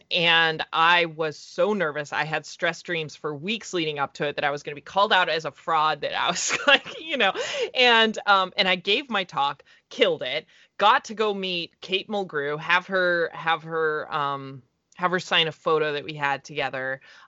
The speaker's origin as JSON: {"language": "English", "town": "Fort Collins", "region": "Colorado", "country": "United States", "tie": "born or raised there", "said": "I'm going to be doing Fort Collins Comic Con. That's my hometown in Colorado."}